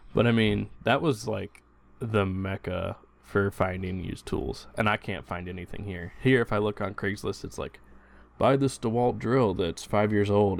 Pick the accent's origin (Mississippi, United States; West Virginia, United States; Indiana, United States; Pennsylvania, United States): Indiana, United States; I grew up in Indiana, and my, my dad did a lot of that fixing stuff at home